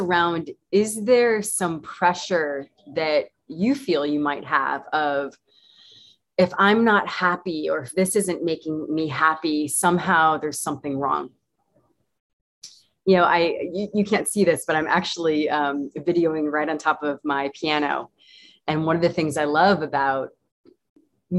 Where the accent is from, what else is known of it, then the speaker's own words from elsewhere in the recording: United States; moved away; I was born in North America, United States